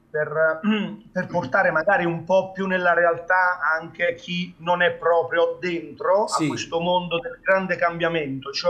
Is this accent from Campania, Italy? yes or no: yes; Naples, Campania, Italy; mi, compete quasi per obbligo essendo napoletano, quindi eh, è, è, un po' la nostra cultura